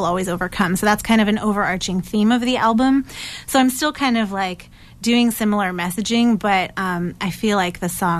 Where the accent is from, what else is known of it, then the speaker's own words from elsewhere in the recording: New Hampshire, United States; moved away as an adult; also born or lived in Maine; now in Somerville, United States; I am a singer-songwriter from Somerville, originally born and raised in New Hampshire